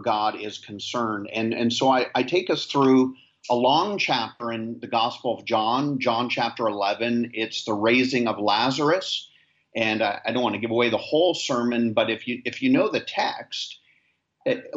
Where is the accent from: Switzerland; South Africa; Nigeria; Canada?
Canada; moved away as an adult; now in Nassau, Bahamas; I am a Canadian who pastors in the Bahamas